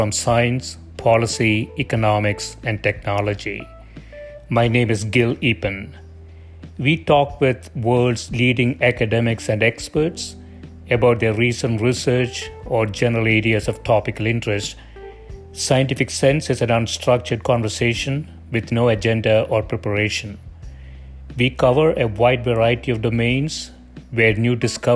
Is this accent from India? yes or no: yes; South India, India; English is a second language; moved away; I grew up in South India